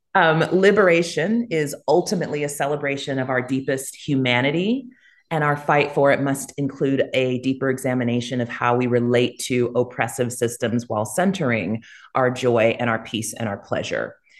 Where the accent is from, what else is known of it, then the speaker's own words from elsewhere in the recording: United States; accent: American; moved away as an adult; also born or lived in Jamaica; now in Costa Rica; I'm American